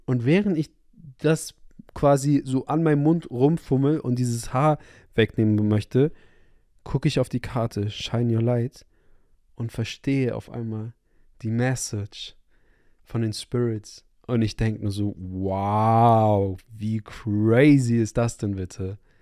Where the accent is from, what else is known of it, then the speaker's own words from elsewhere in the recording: Hamburg, Germany; moved away; zurück in meine Heimatstadt in Hamburg